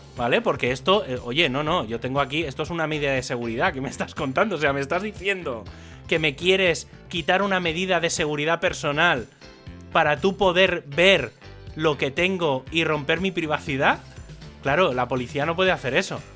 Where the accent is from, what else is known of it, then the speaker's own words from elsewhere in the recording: Spain; also born or lived in Barcelona; soy español